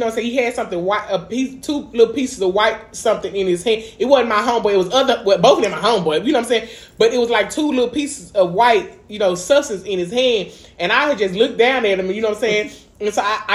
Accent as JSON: {"language": "English", "town": "Dallas", "region": "Texas", "country": "United States", "said": "I'm from East Dallas. We both from East Dallas Projects"}